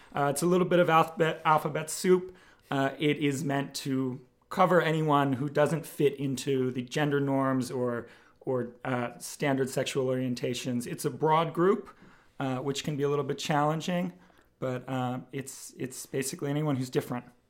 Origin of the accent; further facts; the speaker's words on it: Bucks County, Pennsylvania, United States; also born or lived in Philadelphia; I was born and raised right here in Bucks County